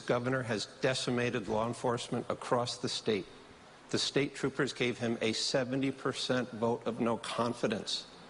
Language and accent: English; Connecticut, United States; I grew up on Dixville Avenue in Connecticut